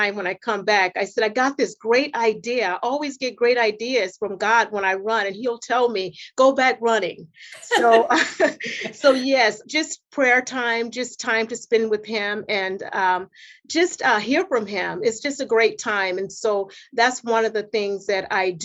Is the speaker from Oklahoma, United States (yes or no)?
no; California, United States; moved away as an adult; now in Edina, United States; I'm originally from California, and I moved here almost 15 years ago to get married